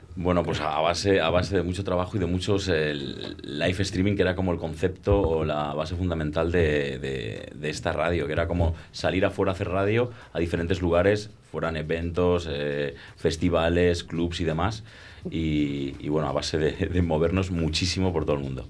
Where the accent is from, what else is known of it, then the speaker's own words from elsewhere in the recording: Madrid, Community of Madrid, Spain; moved away as an adult; now in Ibiza, Spain; yo soy de Madrid, también llevo allí 17 años viviendo